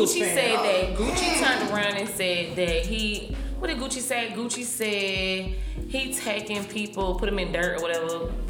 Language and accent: English; Atlanta, Georgia, United States; I'm straight Atlanta, baby. Kirkwood, baby. Hood, baby. The only original house on Clifton Street, boo.